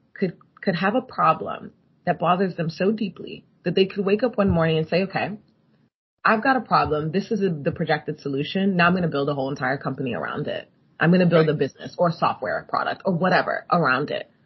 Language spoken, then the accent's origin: English; Nigeria; moved away; I grew up partly in Nigeria